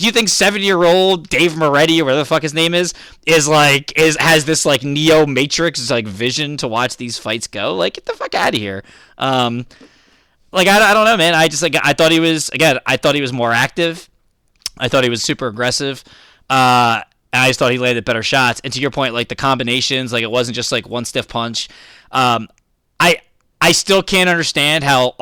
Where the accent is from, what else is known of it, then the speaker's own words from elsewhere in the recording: Philadelphia, Pennsylvania, United States; I'm from Philly